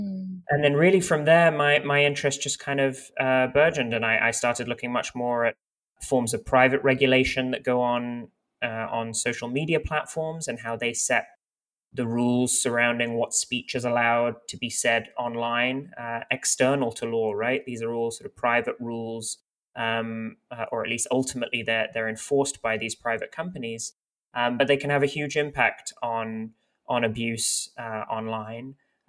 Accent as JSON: {"language": "English", "country": "France", "tie": "born or raised there", "also_born_or_lived": "United Kingdom", "lives_now": "United States", "said": "I'm kind of from all over the place. I was born in the United Kingdom, but I have family from Lebanon, and many of them live in France, where I also sort of partly grew up."}